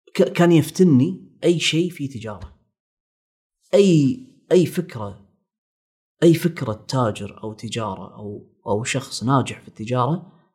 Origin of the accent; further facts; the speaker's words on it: Kuwait; إحنا عندنا بالكويت